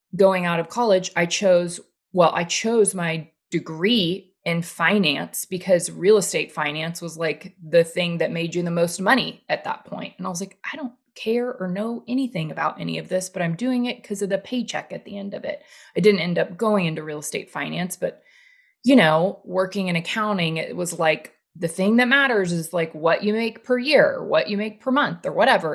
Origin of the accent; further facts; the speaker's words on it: the South, United States; growing up in the South and the Bible Belt